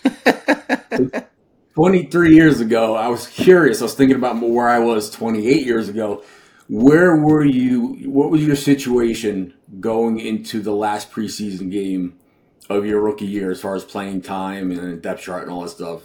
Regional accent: New Jersey, United States; I grew up in New Jersey right here

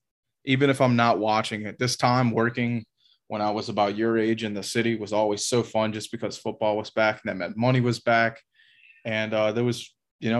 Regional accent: the South, United States; just as being a Southerner

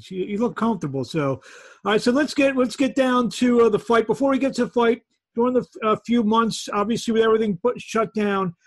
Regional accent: Philadelphia, Pennsylvania, United States; I'm from Philadelphia

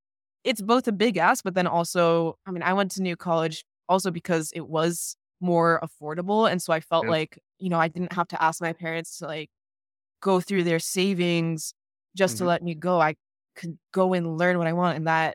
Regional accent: Florida, United States; I'm from Broward County, and there is also a situation where they had some school board meetings and school board members replaced.

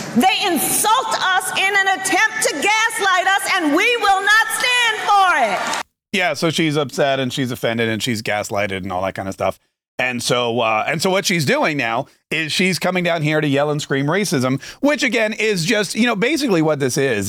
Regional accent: Jacksonville, Florida, United States; my hometown

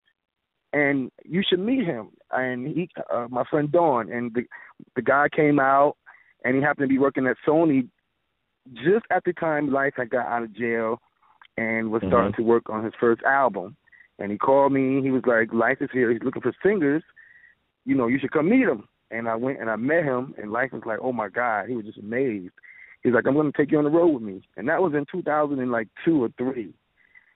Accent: Troy, New York, United States; I'm originally from Troy, New York. Grew up in the church singing

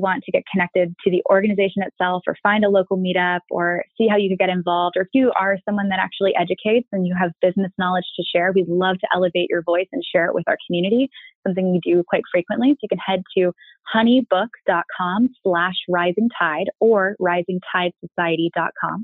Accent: Annapolis, Maryland, United States; moved away as an adult; now in San Francisco, United States; I'm from Annapolis

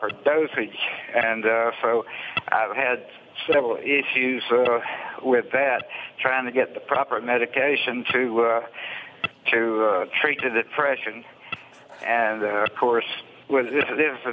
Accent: Alabama, United States; I'm from Alabama

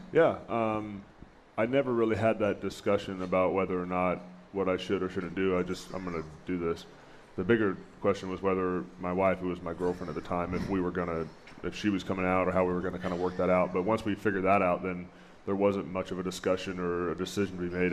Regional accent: Chico, California, United States; moved away; I grew up in Northern California in a little town called Chico

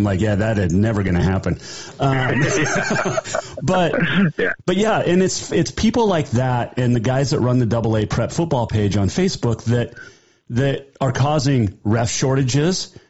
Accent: Bozeman, Montana, United States; I grew up in Bozeman.

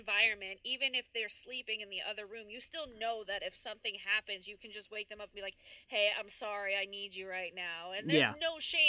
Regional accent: New York, United States; I'm from New York

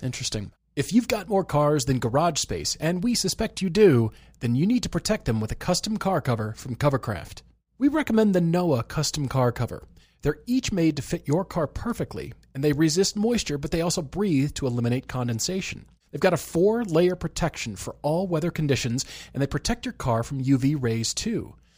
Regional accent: Colorado, United States; moved away; when I was growing up in Colorado.

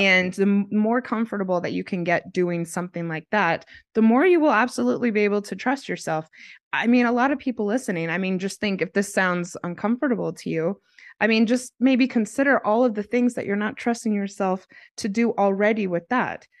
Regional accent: United States; moved away as an adult; also born or lived in Australia; I'm American and I was in America, and then I en-, ended up moving to Australia because I had a job opportunity.

